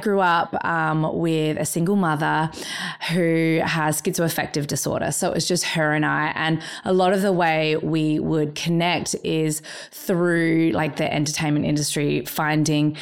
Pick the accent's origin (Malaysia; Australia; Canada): Australia; I'm an Australian person and I've birthed in Australia